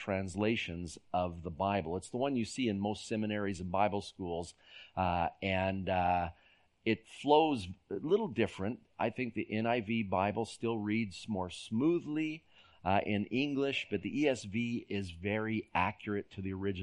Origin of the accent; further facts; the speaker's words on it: San Jose, California, United States; moved away; When I was a boy growing up in San Jose, California, we lived in a valley